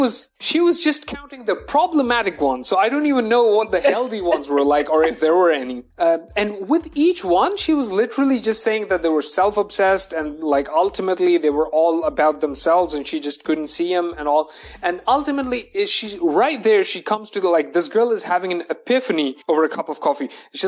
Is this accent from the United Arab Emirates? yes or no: yes; Dubai, United Arab Emirates; Okay. I am a Pakistani and I have my business in Dubai because that's where I was born and brought up.